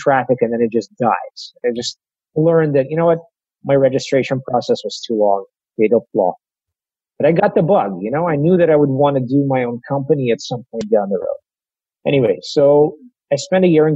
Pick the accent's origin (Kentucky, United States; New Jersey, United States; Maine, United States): Kentucky, United States; moved away as an adult; also born or lived in Russia; now in New York, United States; I'm really glad I grew up in Kentucky and not really in New York